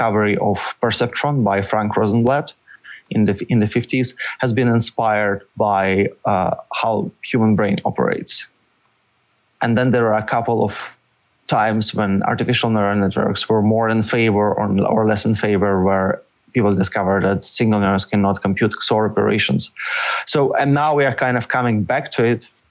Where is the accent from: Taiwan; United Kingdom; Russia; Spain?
Russia; moved away as an adult; also born or lived in St. Petersburg, Russia / Paris, France; now in United States; Originally, I'm from Russia